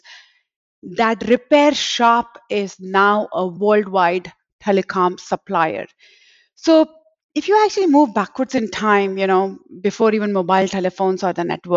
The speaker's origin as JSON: {"language": "English", "town": "Mumbai", "region": "Maharashtra", "country": "India", "tie": "born or raised there", "also_born_or_lived": "Texas", "moved": "as an adult", "lives_now": "Dallas-Fort Worth, United States", "said": "I was born in Bombay, which is in India, and came along here to settle with my husband and have been living in Texas for the last 25 years now."}